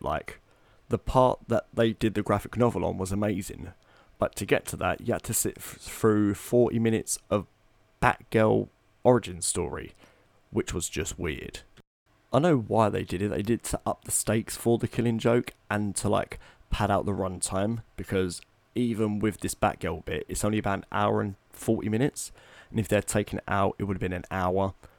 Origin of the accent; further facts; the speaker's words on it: Tilbury, East of England, United Kingdom; moved away; Batman's been filmed in my hometown